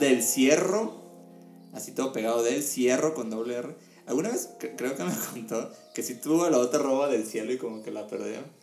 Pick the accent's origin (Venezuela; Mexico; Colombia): Mexico; siendo mexicanos